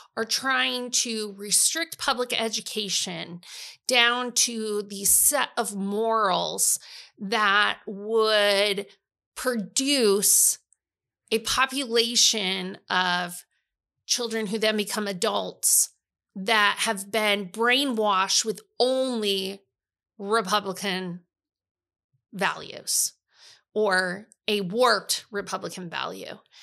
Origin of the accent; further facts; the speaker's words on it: Iowa, United States; also born or lived in Missouri; I was from Iowa